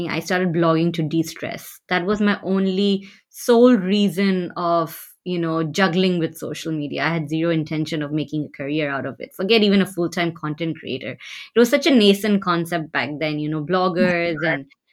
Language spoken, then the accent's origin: English; Singapore; also born or lived in Patna, Bihar, India; now in Bay Area, United States; most of my life, I've lived in Singapore growing up